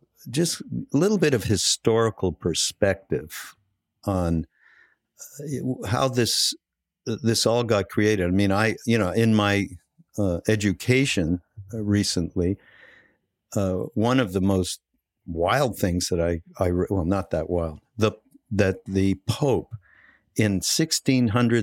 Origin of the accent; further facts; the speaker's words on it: Canada; moved away; I'm from Canada, so there is a little bit of a difference in terms of how I grew up.